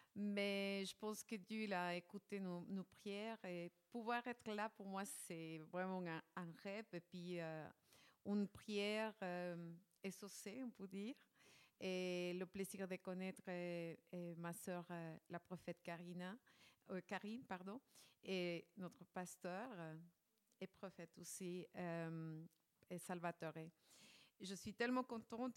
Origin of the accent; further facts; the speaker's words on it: Ecuador; moved away; je, je viens de l'Équateur.